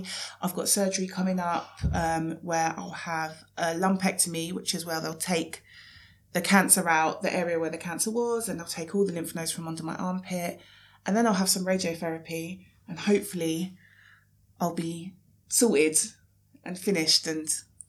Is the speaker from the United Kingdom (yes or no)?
yes; London, United Kingdom; I'm 36, I'm from South East London, I've got a husband and a daughter